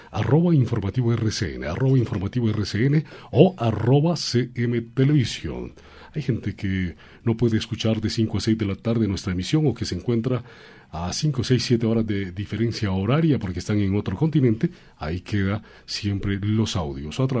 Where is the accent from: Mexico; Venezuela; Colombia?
Colombia; al fin y al cabo, seamos negros, seamos blancos, seamos mulatos, seamos altos, seamos bajitos, todos somos colombianos.